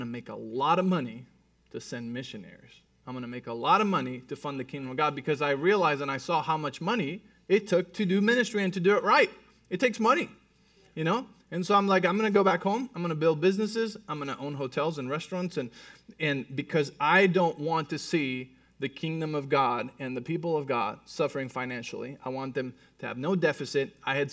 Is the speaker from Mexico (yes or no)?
yes; Mexico City, Mexico; moved away; I was born and raised in Mexico City.